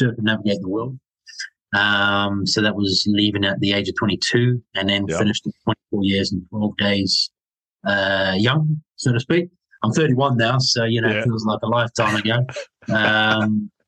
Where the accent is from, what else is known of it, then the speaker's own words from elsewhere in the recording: New Zealand; moved away; growing up in New Zealand